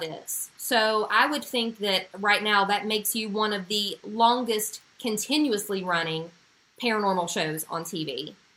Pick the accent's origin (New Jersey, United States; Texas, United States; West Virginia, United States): West Virginia, United States; Huntington; I was from Huntington, West Virginia